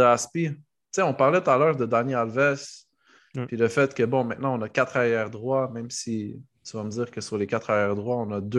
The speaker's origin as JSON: {"language": "French", "country": "Morocco", "said": "en tant que Marocain"}